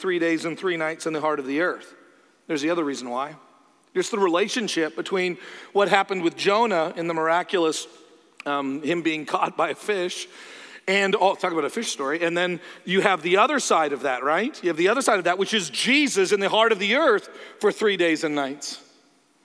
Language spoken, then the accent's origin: English; Canada; I'm Canadian